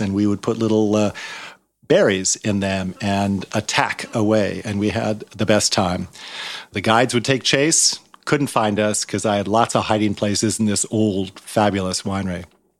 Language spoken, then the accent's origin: English; St. Helena, California, United States; I was born in St. Helena in 51 and grew up at Charles Krug, and it was my playground.